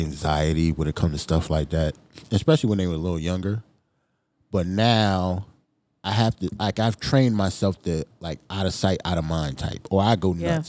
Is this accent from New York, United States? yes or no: yes; New York City, New York, United States; also born or lived in New Jersey; I walked home from school in Brooklyn. PS 279, I think it was about maybe 5 blocks away from my house.